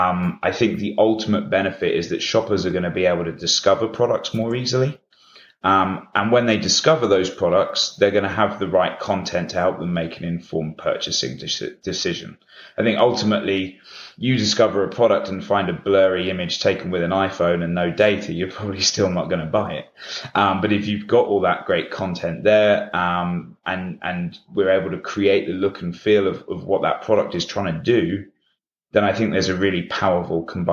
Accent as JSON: {"language": "English", "country": "United Kingdom", "said": "we're headquartered in the UK, hence my accent"}